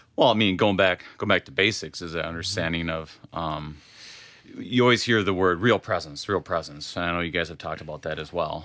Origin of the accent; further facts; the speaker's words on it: Wadena, Minnesota, United States; now in Sartell, United States; I grew up in Wadena.